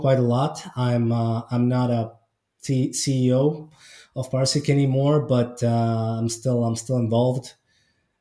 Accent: Estonia; I was born and raised in Estonia, so northern Eastern Europe.

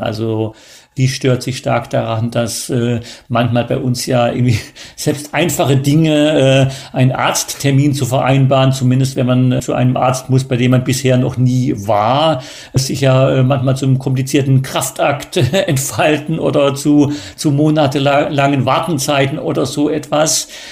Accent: Germany; moved away; also born or lived in China; wir als äh, Deutsche

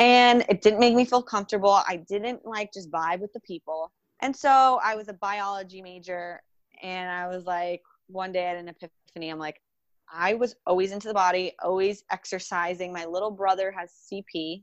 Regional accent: Jupiter, Florida, United States; I'm from Jupiter, Florida, and it's paradise. It's home to me.

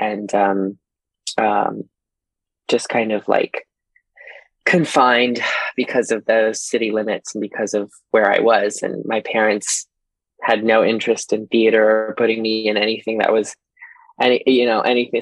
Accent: Fairbanks, Alaska, United States; also born or lived in Texas; now in Chicago, United States; the girls around me that I grew up with in Fairbanks, Alaska

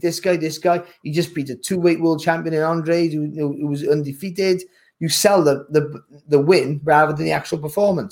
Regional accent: Wales, United Kingdom; as a Welshman

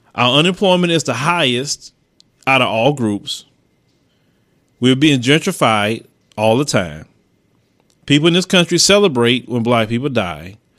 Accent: United States; I was born in America

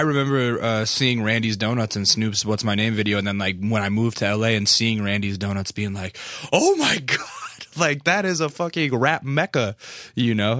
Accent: Alaska, United States; I'm from Alaska

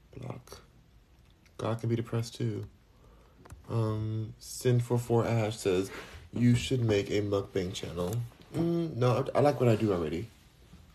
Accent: United States; now in Houston, United States; I'm American

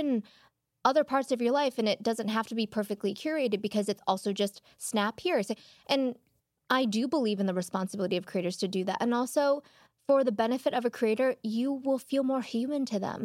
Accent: Chicago, Illinois, United States; moved away as an adult; now in Los Angeles, United States; I grew up in Chinatown in Chicago

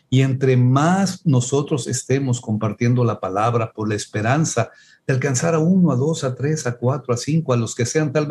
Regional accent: Mexico; es que somos pobres, es que no podemos, es que somos mexicanos

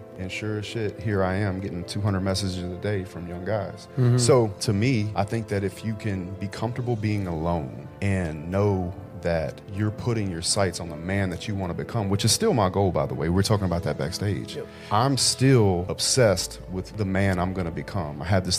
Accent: Miami, Florida, United States; There's things that you understand about the world growing up in Miami.

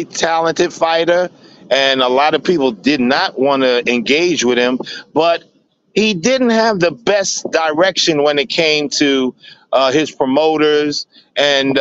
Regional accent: New York City, New York, United States; The kids in my neighborhood in Brownsville, because I'm from Brownsville, Brooklyn

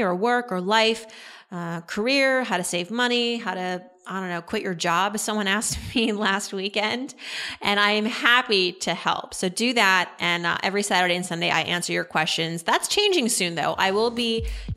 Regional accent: Massachusetts, United States; I'm from the East Coast. I'm from the Northeast. So Dunkin' Donuts, you know, I'm from Massachusetts.

